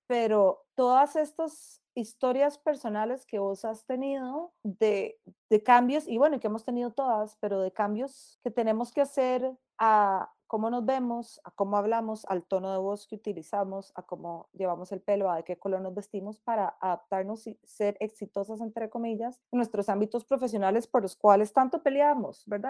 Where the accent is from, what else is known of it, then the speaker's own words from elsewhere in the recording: Costa Rica; En Costa Rica nosotras que somos hijos predilectos de la Virgen de los Ángeles